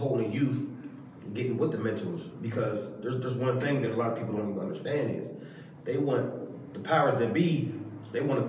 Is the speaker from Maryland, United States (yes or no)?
yes; Maryland, United States; I'm from Maryland.